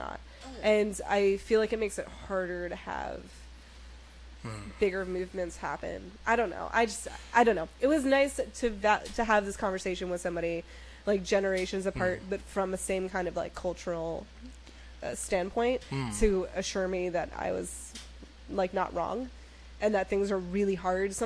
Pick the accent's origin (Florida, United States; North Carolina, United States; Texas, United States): Texas, United States; I was born in Texas, Southern Baptist preachers